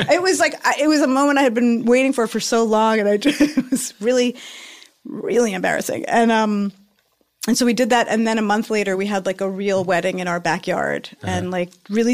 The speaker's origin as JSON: {"language": "English", "town": "New York City", "region": "New York", "country": "United States", "tie": "born or raised there", "moved": "yes", "said": "I'm from New York City"}